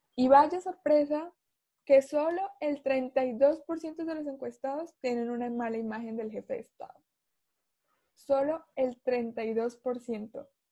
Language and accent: Spanish; Colombia; uno como, como ciudadano, como colombiano